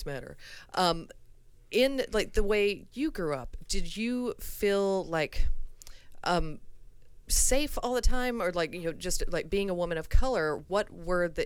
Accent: Alabama, United States; moved away; I'm from Alabama, and you know, when I talk to people I went to school

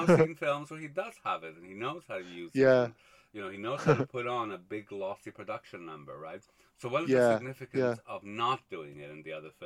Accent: Montreal, Quebec, Canada; I grew up in Montreal

